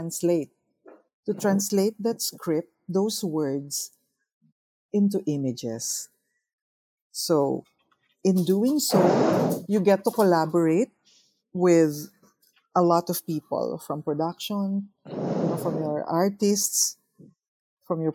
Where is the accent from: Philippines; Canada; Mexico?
Philippines; as a Filipino filmmaker and as a Filipino artist